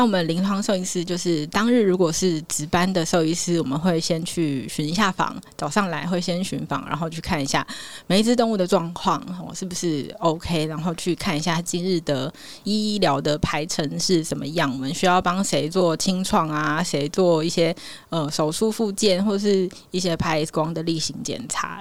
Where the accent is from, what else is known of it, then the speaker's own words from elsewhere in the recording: Changhua County, Taiwan; moved away as an adult; also born or lived in Pingtung / Kinmen / eastern Taiwan; 我彰化人嘛